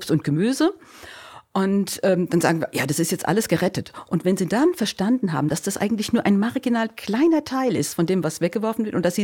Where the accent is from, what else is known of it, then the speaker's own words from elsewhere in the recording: Groß-Gerau, Hesse, Germany; ursprünglich kommen wir aus Groß-Gerau, das ist so